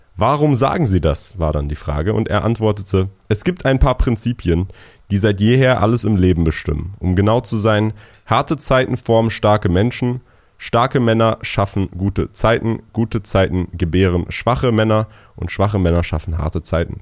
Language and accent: German; Berlin, Germany; first language German; also born or lived in Switzerland; Ich bin in Berlin geboren, aufgewachsen